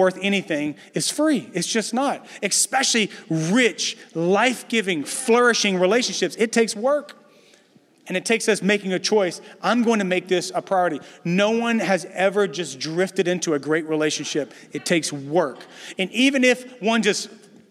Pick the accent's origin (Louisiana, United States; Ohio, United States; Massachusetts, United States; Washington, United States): Louisiana, United States; moved away as an adult; also born or lived in Dallas, Texas; now in San Francisco, United States; we're originally from Louisiana